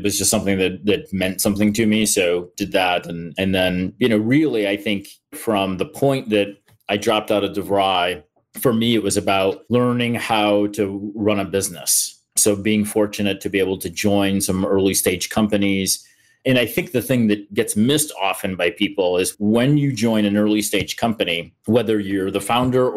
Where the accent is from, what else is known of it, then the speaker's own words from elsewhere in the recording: upstate New York, United States; moved away as an adult; now in Columbus, United States; I'm from New York originally, upstate New York. So I'm a kid from a pretty typical rural country kid background